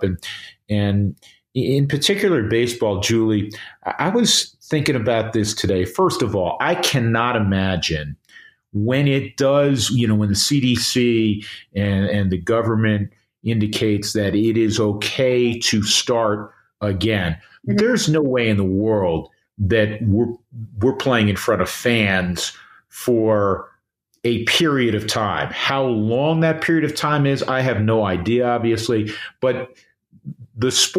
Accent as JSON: {"language": "English", "region": "New York", "country": "United States", "tie": "born or raised there", "said": "growing up in New York"}